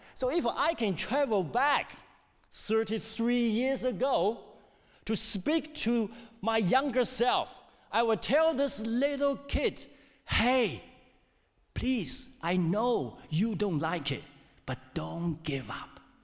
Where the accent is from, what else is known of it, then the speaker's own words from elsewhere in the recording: China; English is a second language; moved away as an adult; also born or lived in Hamilton, New Zealand; now in New Zealand; I came to New Zealand in 2002, 21 years ago. I'm from China